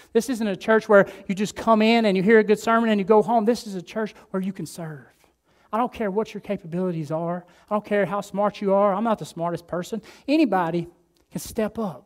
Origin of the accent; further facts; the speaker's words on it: Alabama, United States; moved away as an adult; now in Delray Beach, United States; I'm from Alabama.